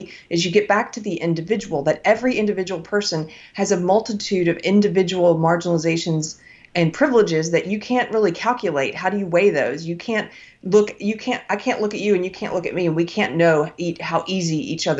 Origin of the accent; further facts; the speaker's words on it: United States; I was born in America. I'm an American